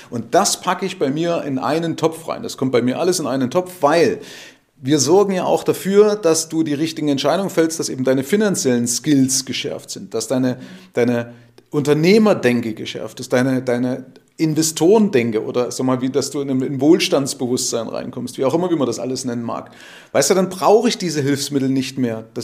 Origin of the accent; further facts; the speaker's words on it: East Germany, Germany; Gab es ja keine Geldautomaten bei uns in der DDR.